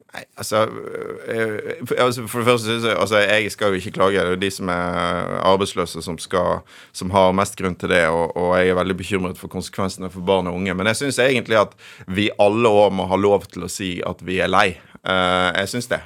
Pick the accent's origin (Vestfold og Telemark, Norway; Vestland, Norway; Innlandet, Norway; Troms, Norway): Vestland, Norway; Bergen; now in Oslo, Norway; jeg vokste opp i Bergen med en far eh, fra Oslo